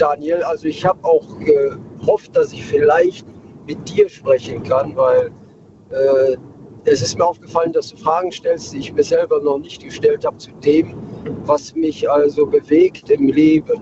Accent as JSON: {"language": "German", "town": "Krefeld", "region": "North Rhine-Westphalia", "country": "Germany", "tie": "born or raised there", "also_born_or_lived": "Bremen area", "said": "gebürtig aus dem Kreis Bremen, aufgewachsen in Krefeld"}